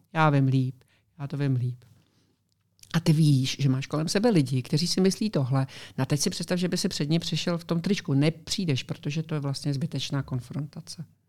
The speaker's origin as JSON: {"language": "Czech", "country": "Czechia", "moved": "yes", "lives_now": "Florida, United States", "said": "s několika Čechy, co tam žijeme prostě v okolí našem"}